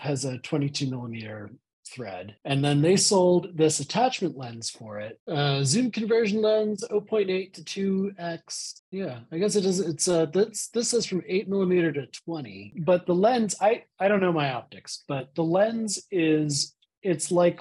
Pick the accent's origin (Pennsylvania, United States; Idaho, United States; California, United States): Pennsylvania, United States; Pittsburgh; I'm from Pittsburgh